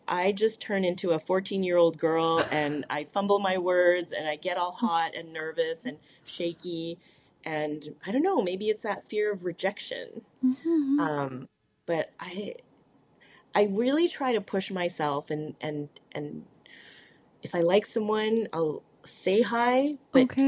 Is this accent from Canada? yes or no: yes; Canada; I'm an Asian who speaks French, and number two, that I'm Canadian.